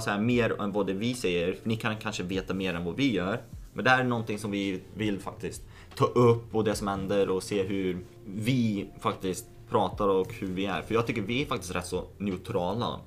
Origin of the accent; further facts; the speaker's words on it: Lithuania; now in Sweden; i Litauen där jag är född